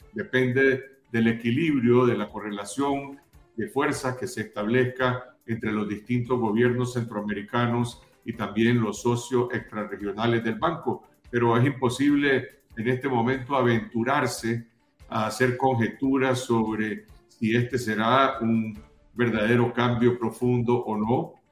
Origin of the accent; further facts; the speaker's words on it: Nicaragua; como ciudadano nicaragüense